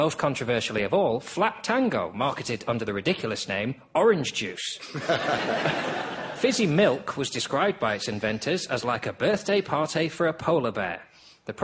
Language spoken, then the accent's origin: English; Lancashire, North West England, United Kingdom; I am a Lancastrian.